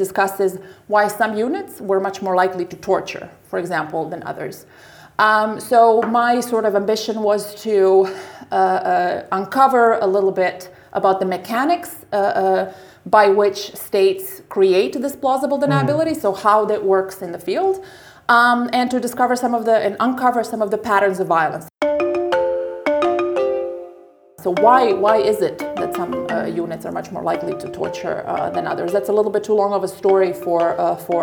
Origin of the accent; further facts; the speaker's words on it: Zagreb, City of Zagreb, Croatia; moved away as an adult; now in The Hague, Netherlands; I'm originally from Zagreb, from Croatia, but I've been in The Hague for 10 years now